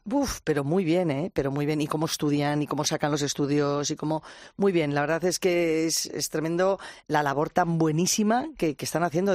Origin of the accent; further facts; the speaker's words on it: Cercedilla, Community of Madrid, Spain; soy de Cercedilla